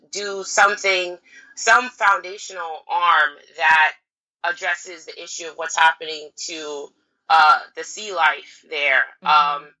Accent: California, United States; so I'm from California, but I want to go to Ghana this summer and do the entrepreneurship.

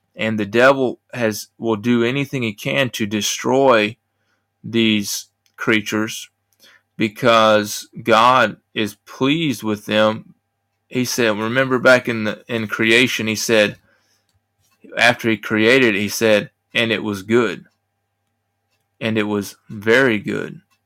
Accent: United States; I'm an American

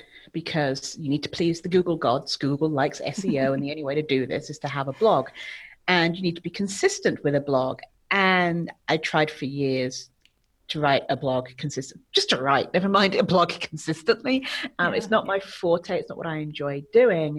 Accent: England, United Kingdom; moved away as an adult; now in Mexico; So I'm from England, but I currently reside in Mexico. I've been here for about 15 years.

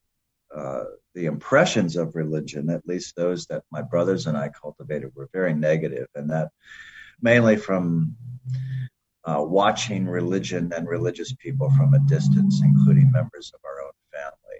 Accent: Mount Pleasant, Michigan, United States; moved away; also born or lived in Cleveland, Ohio; I originally grew up in Central Michigan, Mount Pleasant

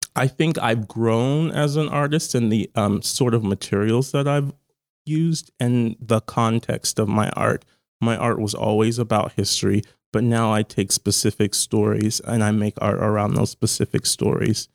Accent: Charleston, South Carolina, United States; moved away as an adult; now in Baltimore, United States; I'm from Charleston, South Carolina originally

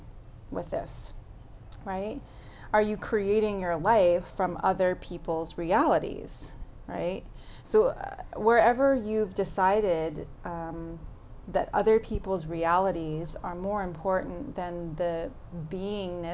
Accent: New York City, New York, United States; I grew up in Brooklyn, New York

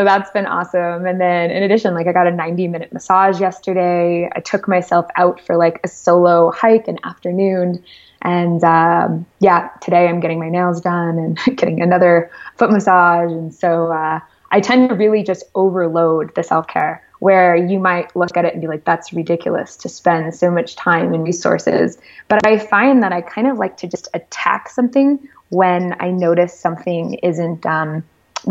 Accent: Connecticut, United States; I grew up in Connecticut, the oldest

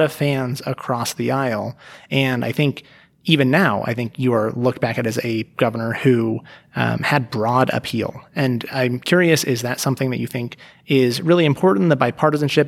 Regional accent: Reno, Nevada, United States; moved away as an adult; also born or lived in Las Vegas / Portland / Bay Area; I grew up here in Reno

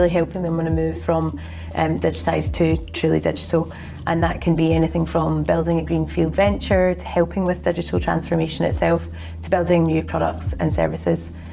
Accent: Glasgow, Scotland, United Kingdom; accent: Glaswegian; now in London, United Kingdom; I live in London, but I'm originally from Glasgow in Scotland

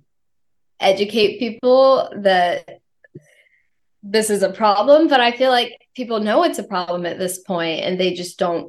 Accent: the South, United States; growing up in the South

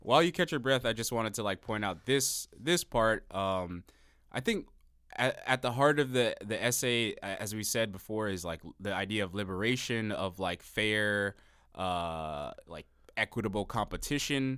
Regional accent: Miami, Florida, United States; I'm from Miami

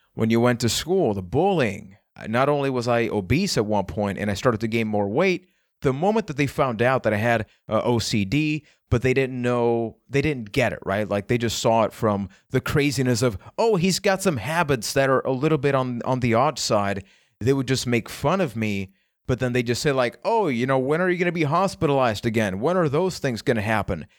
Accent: Puerto Rico; I am from Puerto Rico.

